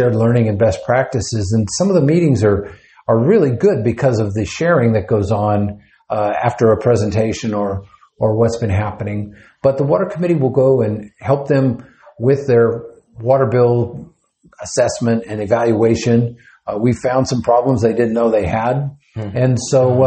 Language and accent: English; Fort Worth, Texas, United States; I'm actually from Fort Worth